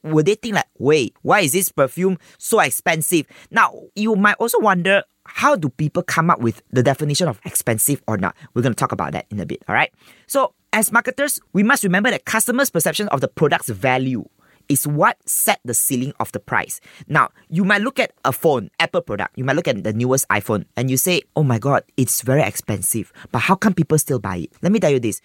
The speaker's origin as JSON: {"language": "English", "country": "Malaysia", "said": "as Malaysian"}